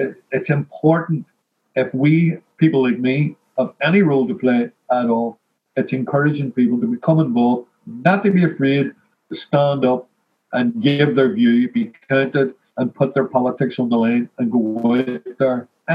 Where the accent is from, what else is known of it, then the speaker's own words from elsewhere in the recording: Belfast, Northern Ireland, United Kingdom; I'm from Ardoyne